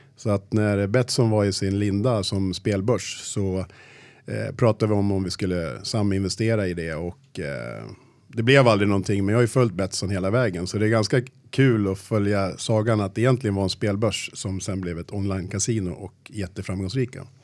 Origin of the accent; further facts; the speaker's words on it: Sala, Västmanland, Sweden; Jag kommer från Sala, uppväxt i klassiskt eh, arbetarhem